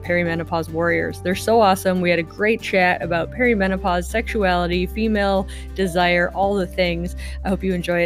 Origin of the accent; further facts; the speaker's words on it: Midwest, United States; accent: Midwest; also born or lived in Washington State, United States; now in Washington, United States; My Midwest accent